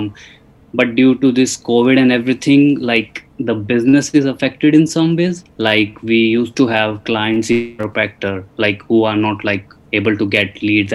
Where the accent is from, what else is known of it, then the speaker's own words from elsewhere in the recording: Chandigarh, India; I'm from Chandigarh